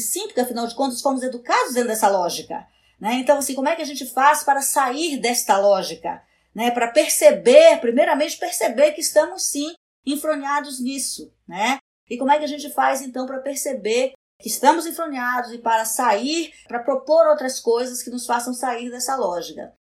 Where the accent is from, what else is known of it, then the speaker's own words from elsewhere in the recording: Amapá, Brazil; eu nasci na Amazônia. Né? Eu acho assim que nascer na Amazônia, viver na Amazônia, é, num estado como o Amapá